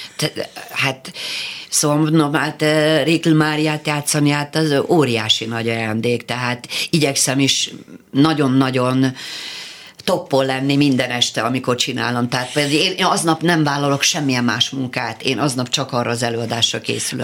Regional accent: Szolnok, Jász-Nagykun-Szolnok, Hungary; moved away as an adult; also born or lived in Budapest; Én szolnoki vagyok. Én föl, följöttem vidékről felvételizni

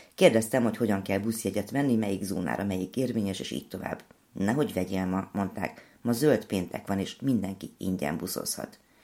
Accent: Cluj-Napoca, Cluj County, Romania; moved away as an adult; now in Hungary; jártam a szülővárosomban

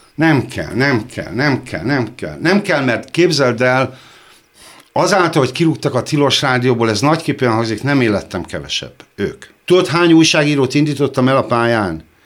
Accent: Hungary; magyar vagyok

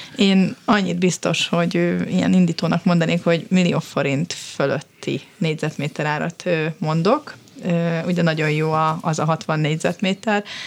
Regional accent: Budapest, Hungary; ott nőttem fel

